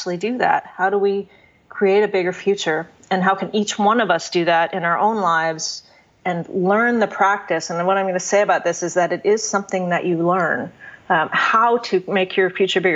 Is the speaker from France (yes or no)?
no; Canada; now in United States; I'm a Canadian living in the U.S.